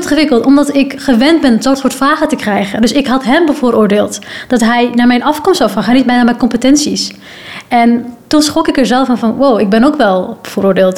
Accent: Netherlands; ik kom van Nederland

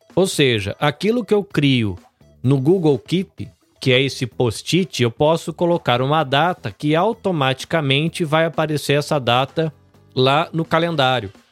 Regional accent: Brazil; como brasileiros

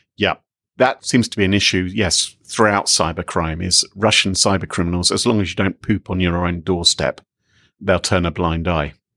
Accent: United Kingdom; I'm British

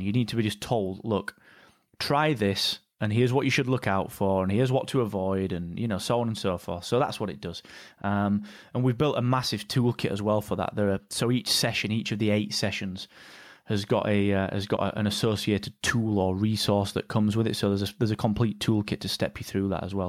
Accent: Barnsley, Yorkshire and the Humber, United Kingdom; we come from Barnsley

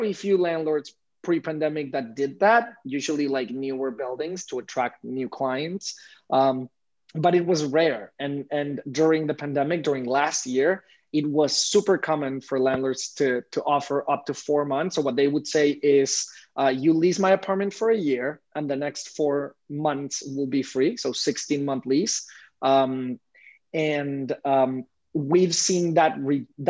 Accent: Mexico; moved away as an adult; now in New York, United States; Coming to New York 6 years ago, I am from Mexico

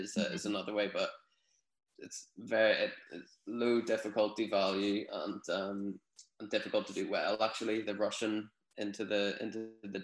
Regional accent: Newtownards, Northern Ireland, United Kingdom; also born or lived in Dublin; My hometown, Newtownards

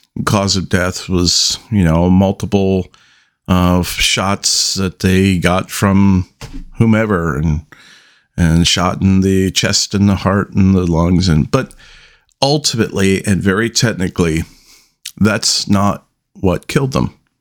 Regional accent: United States; I am an American

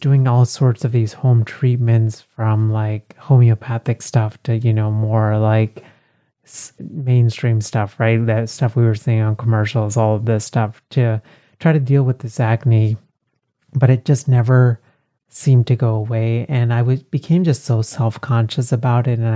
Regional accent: Texas, United States; Growing up in Texas

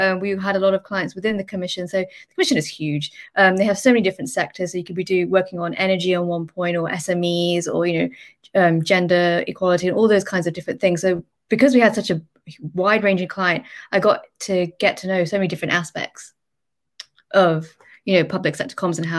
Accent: Birmingham, West Midlands, United Kingdom; also born or lived in London; I'm originally from the Midlands, so I came back to Birmingham

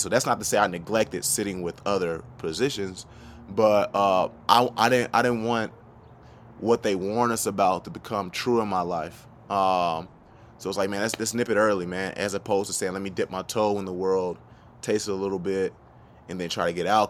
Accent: Norcross, Georgia, United States; also born or lived in Memphis, Tennessee; I was raised in North Cross, Georgia. It's where I went to high school

